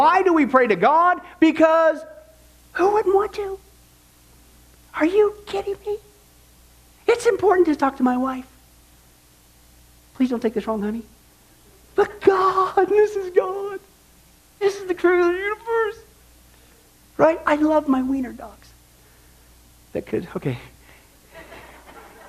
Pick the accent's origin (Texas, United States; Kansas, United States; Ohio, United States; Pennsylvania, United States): Kansas, United States; growing up in Kansas, I remember just looking up the sky as a non-Christian